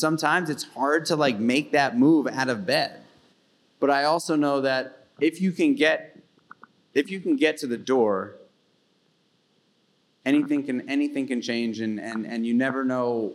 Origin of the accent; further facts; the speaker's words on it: New York City, New York, United States; I grew up in New York City, in Manhattan, as a kid, in public school system